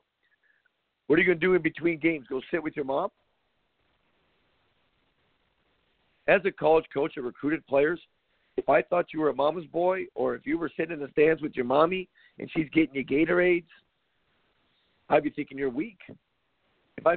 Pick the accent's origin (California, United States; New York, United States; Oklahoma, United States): California, United States; Compton; Growing up in Compton, California, running around like a psycho